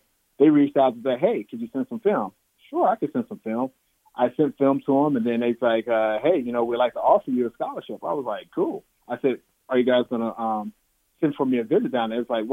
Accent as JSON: {"language": "English", "town": "Chicago", "region": "Illinois", "country": "United States", "said": "I'm from Chicago"}